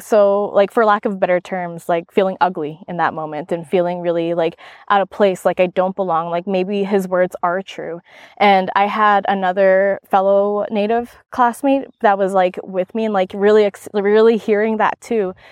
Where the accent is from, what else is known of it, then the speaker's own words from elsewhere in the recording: Maskwacis, Alberta, Canada; now in Kelowna, Canada; I'm an enrolled member, and I grew up on the Kisbatnaq tribe in Louisville, which is one of the four reserves in Muscogee's Alberta, on Treaty Six territory, Central Alberta